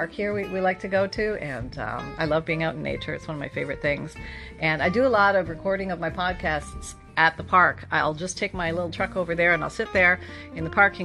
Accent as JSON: {"language": "English", "country": "Canada", "said": "I'm from Canada."}